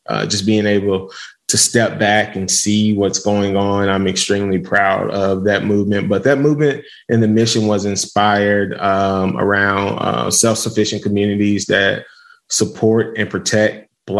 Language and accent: English; Little Rock, Arkansas, United States; also born or lived in Memphis, Tennessee; now in Whitsett, United States; I am originally from Little Rock, Arkansas, but now I reside in Whitsitt, North Carolina.